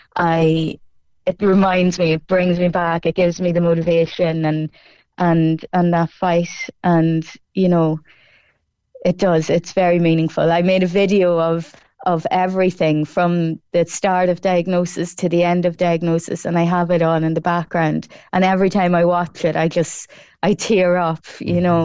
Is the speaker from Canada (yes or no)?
no; Cork, Munster, Ireland; my hometown of Colleville and Cross Midland